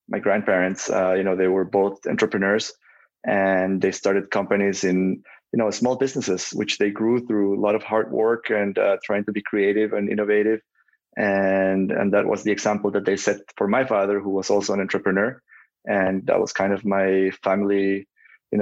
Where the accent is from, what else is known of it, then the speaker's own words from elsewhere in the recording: Costa Rica; moved away as an adult; now in Boston, United States; I come from Costa Rica